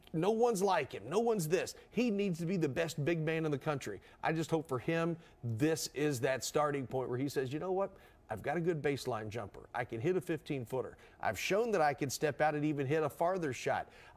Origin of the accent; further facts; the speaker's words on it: Louisville, Kentucky, United States; I grew up in Louisville, and yes, I was a U of L fan growing up